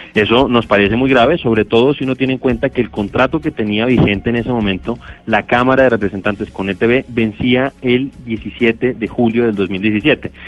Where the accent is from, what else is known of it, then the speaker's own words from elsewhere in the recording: Colombia; como colombiano